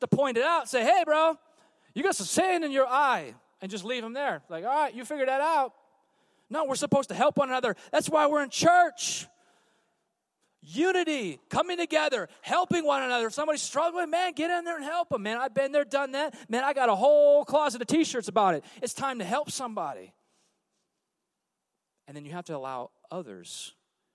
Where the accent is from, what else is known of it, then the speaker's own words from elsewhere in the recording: California, United States; I'm from California.